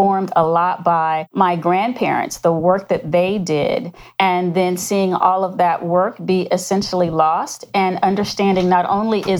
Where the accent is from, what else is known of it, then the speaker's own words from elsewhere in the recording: Florida, United States; I grew up in Florida, product of the 60s